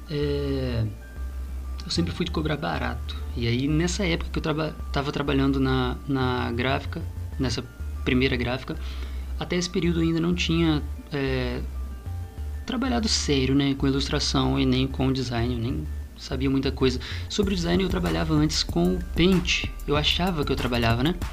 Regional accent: Vitória, Espírito Santo, Brazil; Sou capixaba da Gema, nascida em Vitória, Espírito Santo, em 1994.

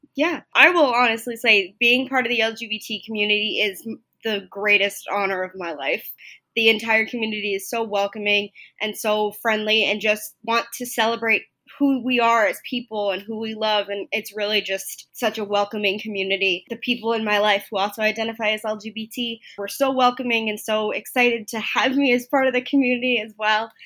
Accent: Long Island, New York, United States; I grew up on Long Island, not too far from the Stony Brook area

